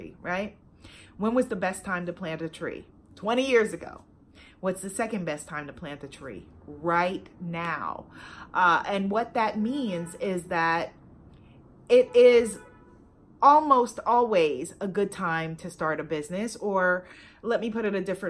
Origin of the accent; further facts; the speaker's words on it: New York, United States; my hometown of New York